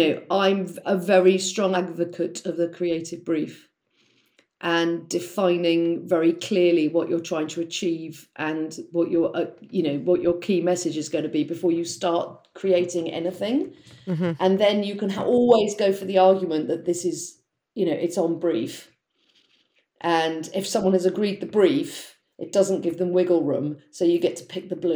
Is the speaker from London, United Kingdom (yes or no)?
yes; London, United Kingdom; also born or lived in Italy; So I grew up in South London in Blackheath